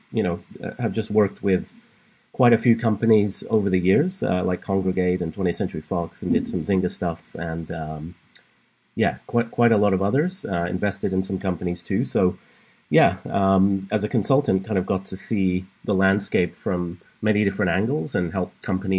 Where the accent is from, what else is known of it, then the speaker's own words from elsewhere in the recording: England, United Kingdom; moved away as an adult; now in California, United States; I was born and raised in England